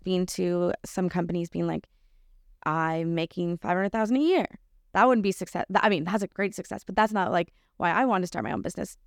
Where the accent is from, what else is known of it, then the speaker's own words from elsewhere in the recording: Lion's Head, Ontario, Canada; I grew up in Lionshead, so even smaller.